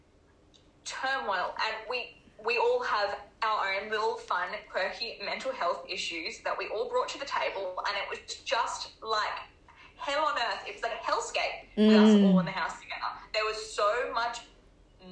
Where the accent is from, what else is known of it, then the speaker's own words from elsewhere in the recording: Brisbane, Queensland, Australia; When we moved back to my home state, Brisbane, or Queensland, Brisbane